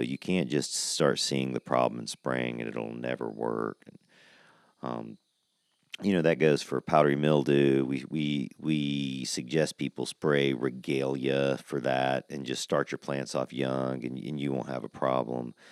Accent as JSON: {"language": "English", "region": "Georgia", "country": "United States", "moved": "yes", "lives_now": "Oklahoma, United States", "said": "I'm from Georgia"}